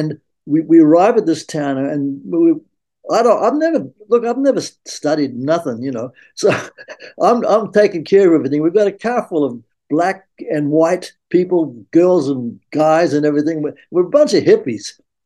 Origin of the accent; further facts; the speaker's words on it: San Francisco, California, United States; I was accepted with open arms because again, I was from San Francisco